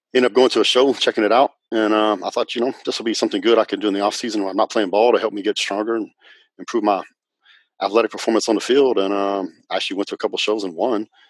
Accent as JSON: {"language": "English", "region": "Northwest Texas", "country": "United States", "tie": "born or raised there", "also_born_or_lived": "Dallas-Fort Worth, Texas", "said": "I'm from Texas, and um, and I grew up in a little town in Northwest Texas"}